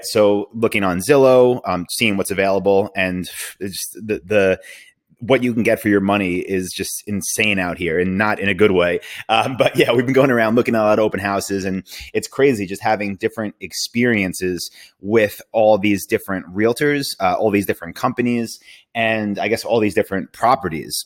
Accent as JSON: {"language": "English", "town": "New York City", "region": "New York", "country": "United States", "moved": "yes", "lives_now": "Austin, United States", "said": "I'm from New York"}